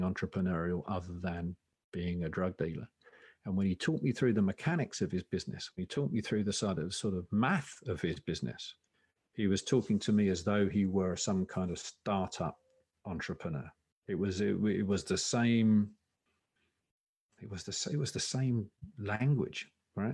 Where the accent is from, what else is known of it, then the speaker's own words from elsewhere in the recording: Essex, East of England, United Kingdom; I come from Essex